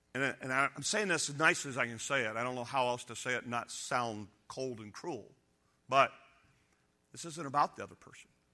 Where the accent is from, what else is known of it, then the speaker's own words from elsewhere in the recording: United States; I'm an American